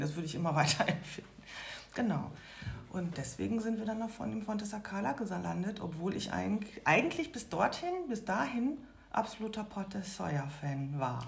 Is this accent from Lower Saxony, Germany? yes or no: no; Lünen, North Rhine-Westphalia, Germany; moved away as an adult; also born or lived in Baltic Sea coast, Germany; eine Wohnung in der alten Heimat im Ruhrgebiet, also in meiner Heimatstadt bei der Familie